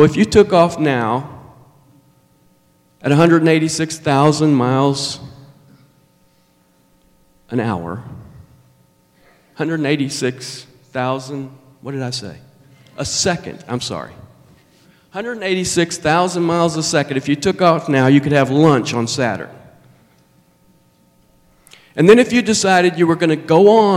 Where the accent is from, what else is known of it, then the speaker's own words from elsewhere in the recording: Nashville, Tennessee, United States; accent: southern; I was born in Nashville. That's why I have a southern accent